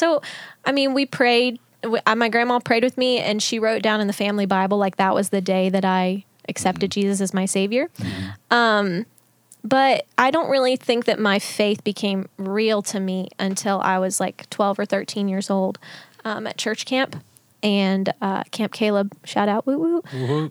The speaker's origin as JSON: {"language": "English", "town": "Canova", "region": "West Virginia", "country": "United States", "tie": "born or raised there", "also_born_or_lived": "Pennsylvania / Huntington, West Virginia / Milton, West Virginia", "said": "I was born in Pennsylvania, but shortly after moved to Huntington, West Virginia. I was raised in Canova, West Virginia, and now I live in Milton, West Virginia. So I'm a West Virginia gal."}